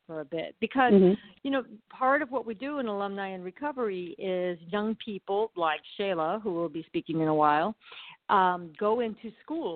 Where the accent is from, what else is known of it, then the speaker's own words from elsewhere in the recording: Arizona, United States; also born or lived in Pennsylvania; When I was a child, we moved from Pennsylvania to Arizona